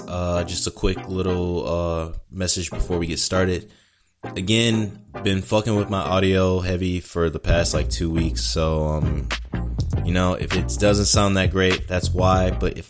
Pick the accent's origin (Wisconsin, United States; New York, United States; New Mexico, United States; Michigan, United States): Michigan, United States; Detroit; born there; moved away; I was born in Detroit, and you know, it was getting to a point where we needed to go, and I fully understood that. But, you know, it's never been really home.